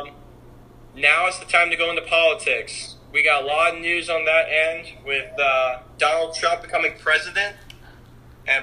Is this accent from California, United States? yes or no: yes; Los Angeles, California, United States; moved away; I'm from Los Angeles originally